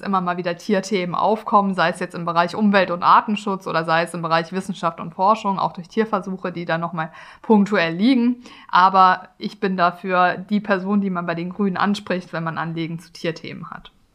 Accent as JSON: {"language": "German", "town": "Karlsruhe", "region": "Baden-Württemberg", "country": "Germany", "tie": "born or raised there", "said": "Karlsruhe, wo ich auch aufgewachsen bin."}